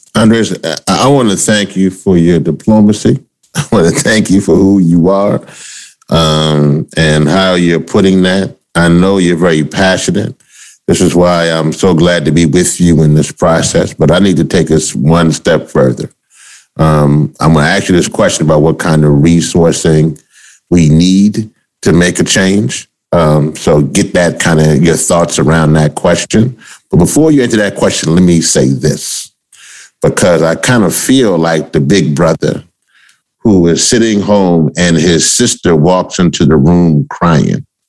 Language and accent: English; Louisiana, United States; I'm also from Louisiana